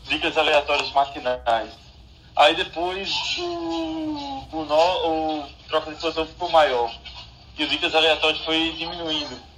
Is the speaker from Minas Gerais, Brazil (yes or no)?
no; Pernambuco, Brazil; Eu sou do interior de Pernambuco. E... Esse final de semana eu estava lá na minha cidade, que eu cresci. E aí eu passei na frente da casa que eu nasci.